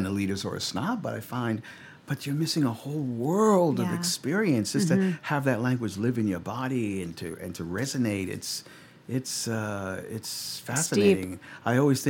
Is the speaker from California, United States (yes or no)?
no; New York, United States; moved away as an adult; now in Los Angeles, United States; having grown, born and raised in New York